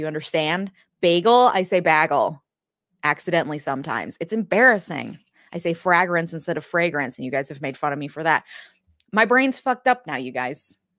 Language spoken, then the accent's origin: English; Minnesota, United States; I grew up in Minnesota where every A is an A sound. And then I went to the East Coast for undergrad and for law school. Both times I was made fun of for my accent.